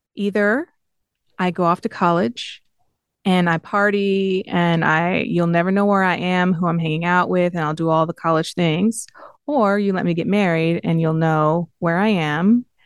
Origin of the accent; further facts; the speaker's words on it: Southfield, Michigan, United States; moved away; I grew up in Southfield.